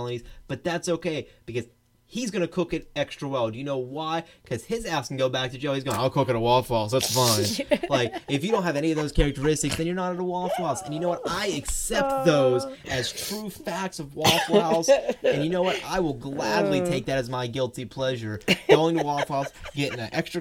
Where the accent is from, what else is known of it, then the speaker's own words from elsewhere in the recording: Georgia, United States; my home state of Georgia